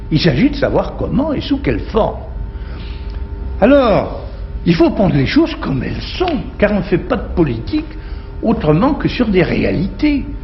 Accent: France; Du moment que je suis français, je suis européen

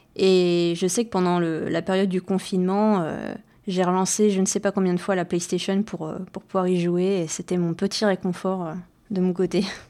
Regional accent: Rennes, Brittany, France; moved away as an adult; also born or lived in Caen; je suis originaire de Bretagne et après le lycée, donc, euh, je me suis expatriée euh, de Rennes, ma ville natale

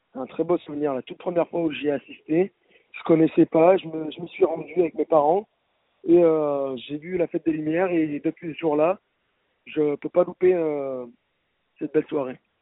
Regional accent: Lyon, Auvergne-Rhône-Alpes, France; J'ai toujours été lyonnais, effectivement.

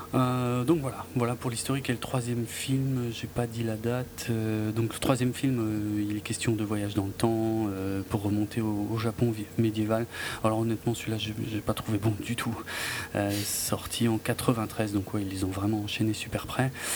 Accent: France; chez nous en France

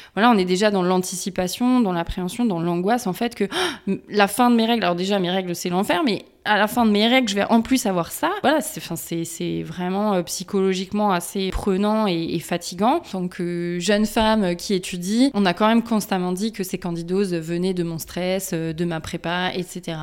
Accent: Strasbourg, Grand Est, France; Je suis originaire euh, de l'Est de la France, de Strasbourg

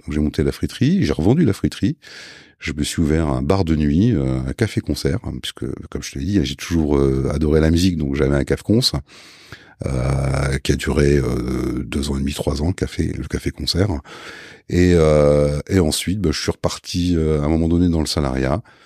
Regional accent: Lille, Hauts-de-France, France; je suis lillois, euh, lillois à la base.

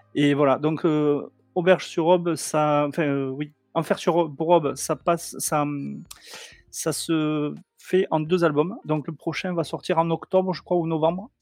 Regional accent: Toulouse, Occitania, France; je suis de Toulouse

